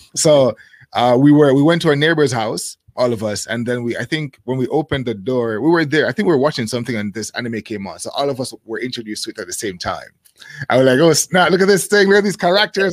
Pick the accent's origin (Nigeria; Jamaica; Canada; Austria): Jamaica; moved away as an adult; now in Japan; I grew up in Jamaica